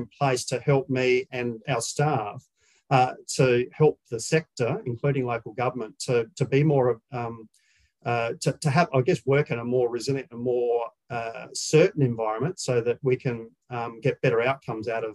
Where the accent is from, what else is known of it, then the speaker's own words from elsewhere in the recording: South Australia, Australia; moved away as an adult; now in Victoria, Australia; I'm South Australian